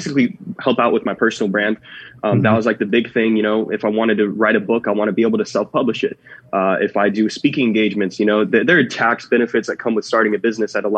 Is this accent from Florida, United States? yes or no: yes; Jacksonville, Florida, United States; moved away as an adult; also born or lived in California; born and raised in Jacksonville, Florida